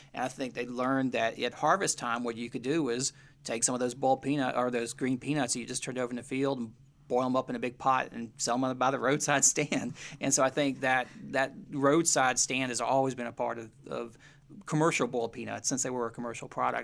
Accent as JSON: {"language": "English", "country": "United States", "tie": "born or raised there", "moved": "yes", "lives_now": "Charleston, United States", "said": "where I grew up in Western Carolinas"}